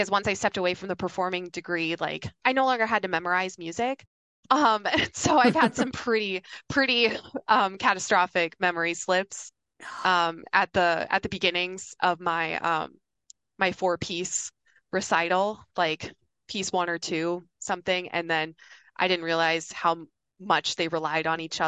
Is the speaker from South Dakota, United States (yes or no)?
yes; Yankton, South Dakota, United States; moved away; My hometown, Yankton, South Dakota